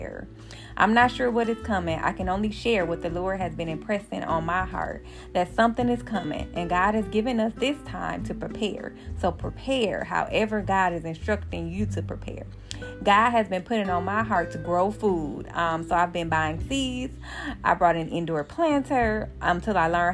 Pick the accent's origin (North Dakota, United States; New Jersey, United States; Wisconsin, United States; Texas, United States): Wisconsin, United States; Milwaukee; my hometown, Milwaukee, Wisconsin